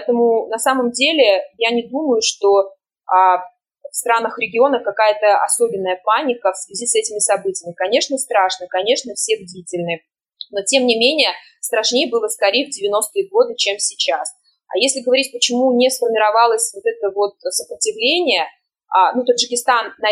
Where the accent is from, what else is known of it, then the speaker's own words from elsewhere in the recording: Termez, Surxondaryo Region, Uzbekistan; И я сама родом из Термеза, разговаривала, например, со своими знакомыми и даже родственниками.